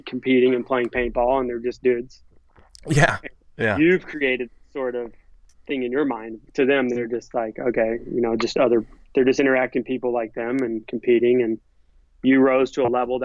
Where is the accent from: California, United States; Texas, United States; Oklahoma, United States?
California, United States; Southern; I was from SoCal